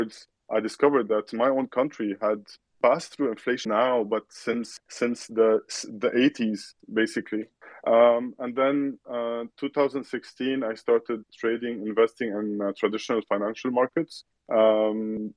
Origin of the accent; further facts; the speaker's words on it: Lebanon; moved away as an adult; now in Europe; I'm born and raised in Lebanon, and then I was fortunate to move to Europe in 2014